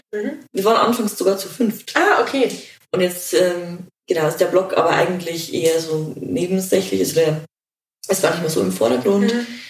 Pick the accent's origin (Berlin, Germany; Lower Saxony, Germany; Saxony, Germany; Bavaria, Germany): Bavaria, Germany; Regensburg; ich komme aus Regensburg